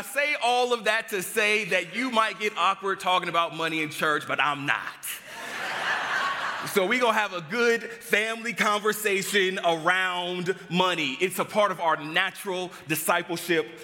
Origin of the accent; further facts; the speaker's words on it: Los Angeles, California, United States; moved away; I grew up back in Los Angeles, California, and I grew up in a household, two-parent household